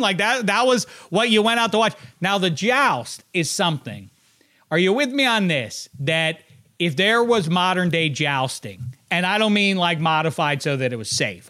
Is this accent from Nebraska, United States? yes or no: no; Pittsburgh, Pennsylvania, United States; also born or lived in Indiana; I'm from Pittsburgh